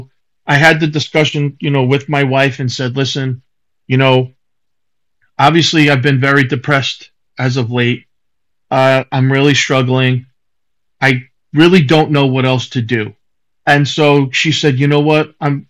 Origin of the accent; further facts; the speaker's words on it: Long Island, New York, United States; moved away as an adult; now in South Carolina, United States; I'm originally from Long Island.